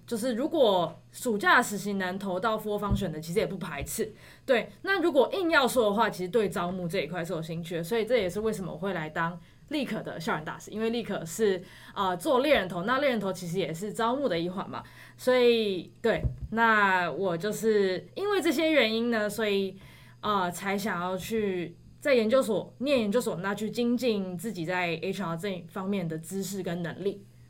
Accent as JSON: {"language": "Chinese", "region": "Taipei", "country": "Taiwan", "said": "我是台北人。然后之前又在九份念书"}